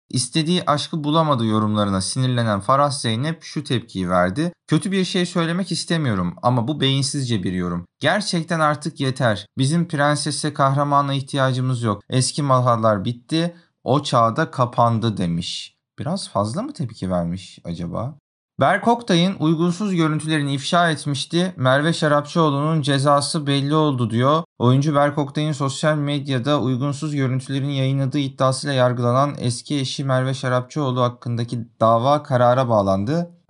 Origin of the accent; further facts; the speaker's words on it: Turkey; Bas bas gururla bağırıyorum baba memleketim Malatya diye ve ailemin diğer üyelerinin de kökeninin neresi olduğunu ama asıl önemlisi ben Türkiye'liyim diyorum.